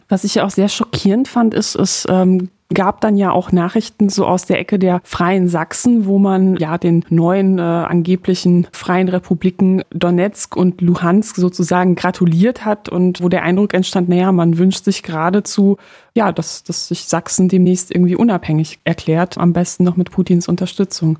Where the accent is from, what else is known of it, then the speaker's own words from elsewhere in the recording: Poland; moved away; als gebürtige Polin